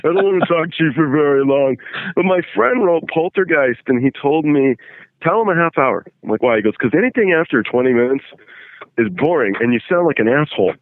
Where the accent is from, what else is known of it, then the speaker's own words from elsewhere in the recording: England, United Kingdom; now in Los Angeles, United States; I was born in England